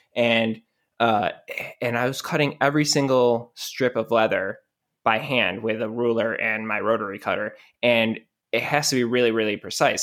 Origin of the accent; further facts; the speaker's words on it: Rochester, New York, United States; I'm from Rochester, New York, which is basically Canada